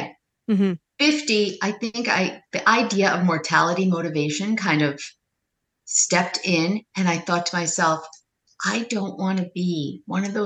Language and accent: English; New York, United States; Weight Watchers and I are the same age and we're both from New York.